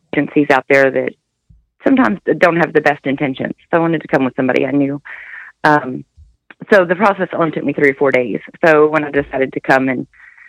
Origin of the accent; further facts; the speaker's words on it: Amarillo, Texas, United States; I'm from Amarillo